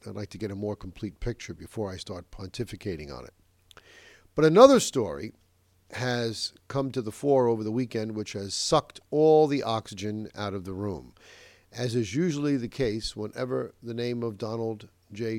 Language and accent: English; Westchester, New York, United States; my hometown here in Nova Westchester